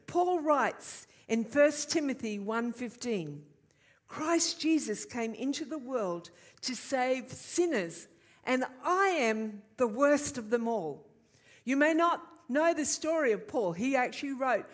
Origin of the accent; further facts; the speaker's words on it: Queensland, Australia; born or raised there